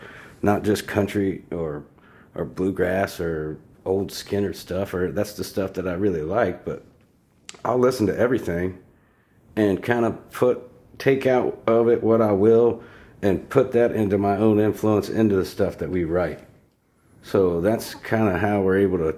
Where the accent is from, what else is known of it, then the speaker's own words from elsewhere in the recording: Grove City, Ohio, United States; Southern Ohio boy. Mm-hmm. We moved up to Grove City. I'm thinking I was like third or fourth grade